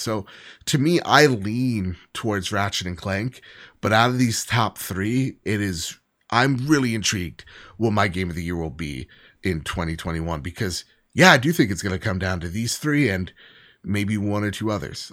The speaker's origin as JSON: {"language": "English", "region": "New Jersey", "country": "United States", "said": "I'm from Jersey"}